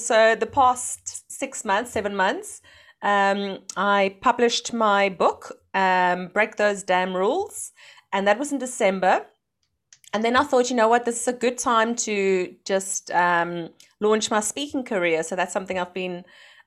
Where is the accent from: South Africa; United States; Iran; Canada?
South Africa; moved away as an adult; now in Netherlands; I'm from South Africa, and last year, no, 2019, we moved to the Netherlands